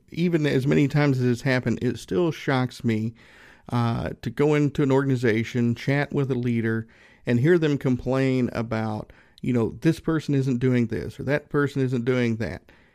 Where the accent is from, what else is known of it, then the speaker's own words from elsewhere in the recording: Northeast Tennessee, United States; I grew up in Northeast Tennessee, about, mm, maybe an hour and a half, two hours from Gatlinburg